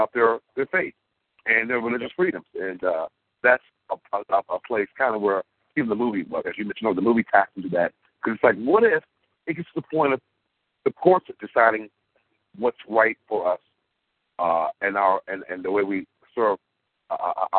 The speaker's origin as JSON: {"language": "English", "country": "United States", "tie": "born or raised there", "said": "In my country, the United States of America, where I was born, I'm American"}